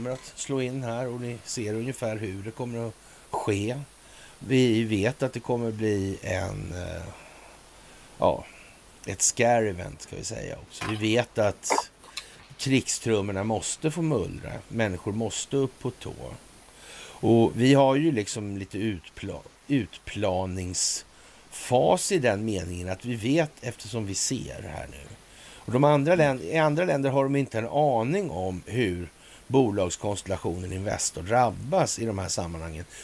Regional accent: Sweden; som svensk

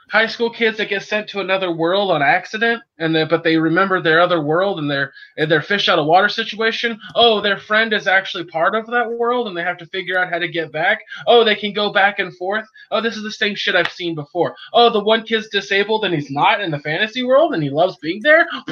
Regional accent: California, United States; as a Californian

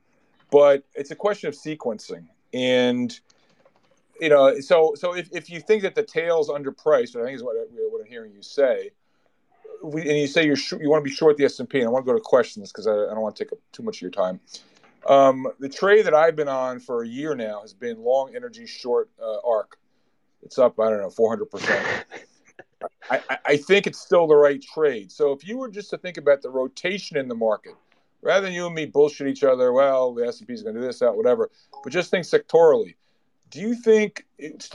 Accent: United States; I'm American.

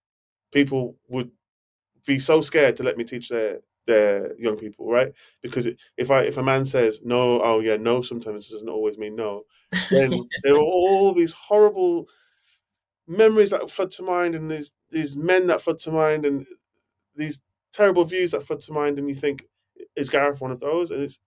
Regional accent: Jamaica; I think there's things I bring to the table as a Jamaican black man too.

